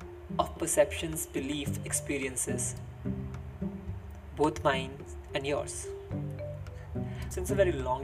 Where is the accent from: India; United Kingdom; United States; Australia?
India; Meerut, Uttar Pradesh; English is a second language; I'm from Meerut, which is a city in Uttar Pradesh, India. And I want you all to know that English is not my first language